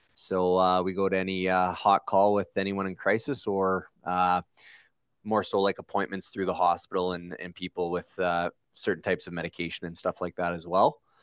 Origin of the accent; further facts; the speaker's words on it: Sudbury, Ontario, Canada; born and raised in Sudbury